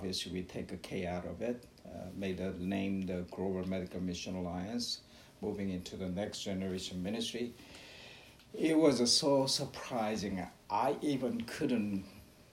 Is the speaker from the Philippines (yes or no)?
no; South Korea; moved away as an adult; also born or lived in Brooklyn, New York, United States; now in Ocala, United States; I was born and raised in Korea, South Korea, and I went to med school